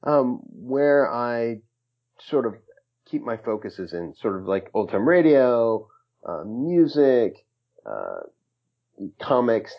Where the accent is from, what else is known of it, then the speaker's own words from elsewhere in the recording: Hawaii, United States; now in Brooklyn, United States; I was born in Hawaii. I live in Brooklyn.